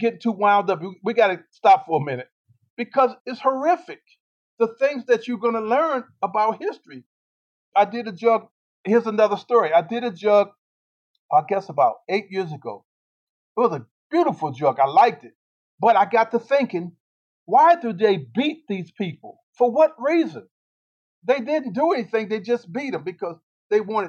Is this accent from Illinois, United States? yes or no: no; Washington, District of Columbia, United States; also born or lived in Virginia / Norfolk, Virginia; now in Weaverville, United States; We grew up in Washington, D.C. We were born in Virginia.